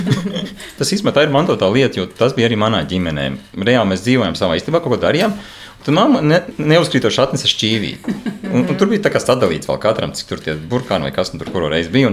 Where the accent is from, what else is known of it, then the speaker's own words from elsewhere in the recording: Priekuļi, Vidzeme, Latvia; now in Mārupe, Latvia; esmu dzimis ceļos, naudas priekuļos